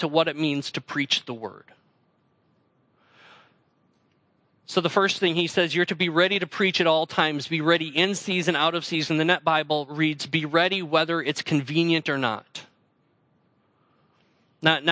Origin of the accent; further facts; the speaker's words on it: North Central Wisconsin, United States; moved away as an adult; also born or lived in Central Illinois / Allen Park, Michigan; I grew up in North Central Wisconsin